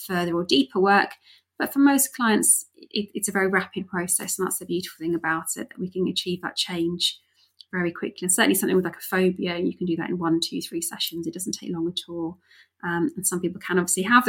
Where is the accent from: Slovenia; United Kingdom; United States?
United Kingdom; Wales; I grew up in Wales.